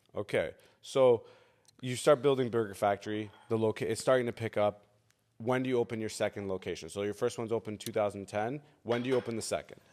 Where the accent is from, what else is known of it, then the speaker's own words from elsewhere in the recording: Canada; I came as an immigrant, but with my parents. I was five years old when I came here.